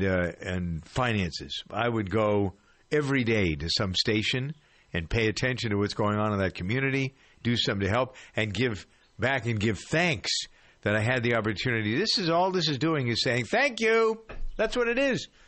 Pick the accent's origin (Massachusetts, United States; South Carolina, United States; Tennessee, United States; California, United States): Massachusetts, United States; Boston; Beantown here, my hometown.